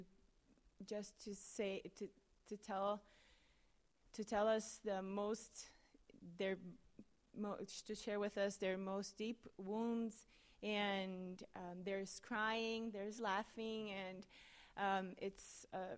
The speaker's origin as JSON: {"language": "English", "country": "Brazil", "moved": "as an adult", "lives_now": "Manhattan, Kansas, United States", "said": "I'm from Brazil"}